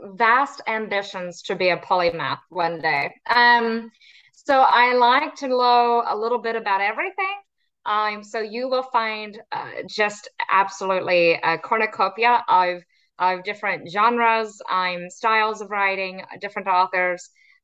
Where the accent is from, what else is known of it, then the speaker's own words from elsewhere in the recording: Texas, United States; now in United Kingdom; all kind of around Texas. And so I claim Texas is home, but nobody ever believes that when they hear my accent.